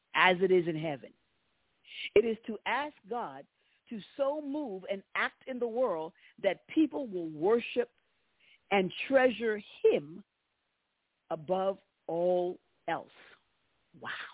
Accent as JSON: {"language": "English", "country": "United States", "tie": "born or raised there", "said": "the nation of my birth, and I'm an American"}